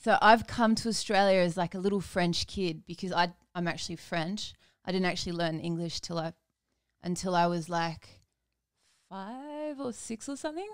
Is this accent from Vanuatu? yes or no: yes; Vanuatu; moved away; I grew up in Vanuatu